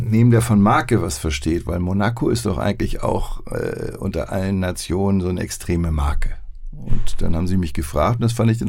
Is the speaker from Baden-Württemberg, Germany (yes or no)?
no; Hamburg, Germany; Ich bin ein Hamburger.